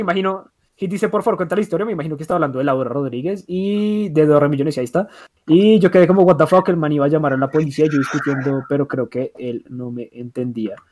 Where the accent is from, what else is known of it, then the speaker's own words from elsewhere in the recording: Bogotá, Bogotá Capital District, Colombia; aquí en Bogotá, aquí en Bogotá